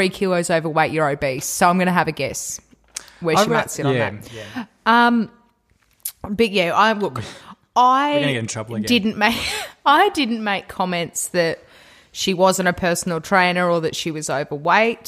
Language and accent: English; Newcastle, New South Wales, Australia; I'm from Newcastle, New South Wales